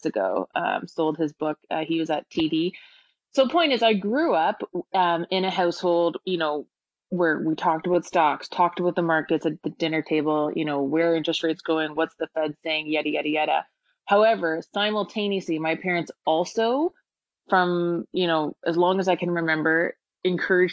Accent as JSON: {"language": "English", "town": "Toronto", "region": "Ontario", "country": "Canada", "tie": "born or raised there", "said": "born and raised in Toronto"}